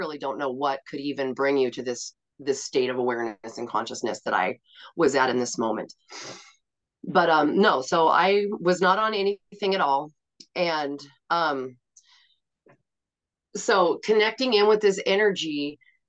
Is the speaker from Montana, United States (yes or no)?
yes; Montana, United States; also born or lived in Portland; I live in Montana, and I grew up in Montana